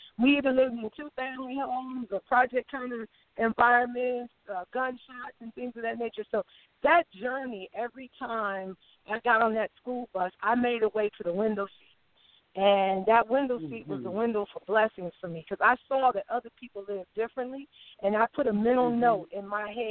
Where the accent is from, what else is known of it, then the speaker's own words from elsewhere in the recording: Cleveland, Ohio, United States; I'm a homegirl from Cleveland, Ohio